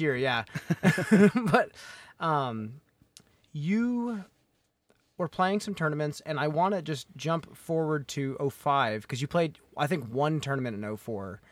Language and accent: English; Chicago suburbs, Illinois, United States; I grew up in the Chicago suburbs